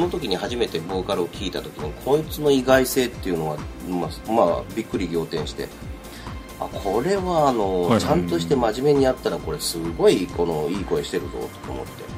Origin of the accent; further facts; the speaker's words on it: Kansai, Japan; 私も関西人なんでね